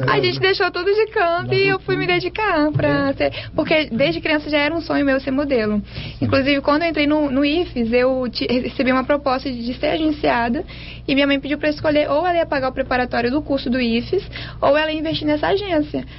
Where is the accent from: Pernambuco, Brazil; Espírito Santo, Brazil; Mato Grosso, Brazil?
Espírito Santo, Brazil; Vitória; also born or lived in Linhares; Eu nasci em Linhares e vim para Vitória com dois anos de idade.